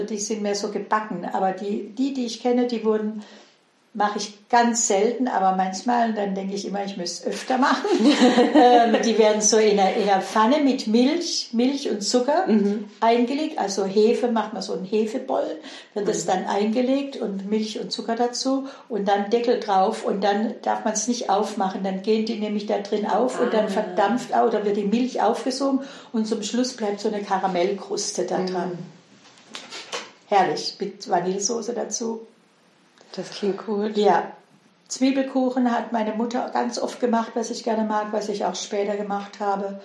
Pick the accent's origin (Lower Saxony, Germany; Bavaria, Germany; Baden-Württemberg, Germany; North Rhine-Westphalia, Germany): Baden-Württemberg, Germany; Heilbronn district, Swabia; Ich bin einem, in einem Bauerndorf mit 1000 Einwohnern im Schwäbischen, im Kreis Heilbronn aufgewachsen